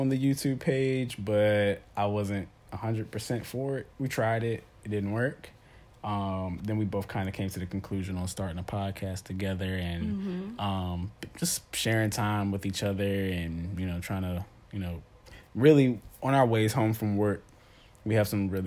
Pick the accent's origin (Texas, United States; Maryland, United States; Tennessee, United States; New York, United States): Maryland, United States; I'm from Maryland, born and raised